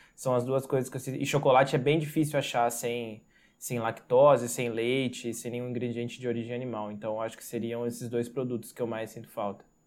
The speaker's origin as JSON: {"language": "Portuguese", "town": "Santa Cruz do Rio Pardo", "region": "São Paulo", "country": "Brazil", "said": "eu sou do interior do estado de São Paulo, na cidade de Santa Cruz do Rio Pardo."}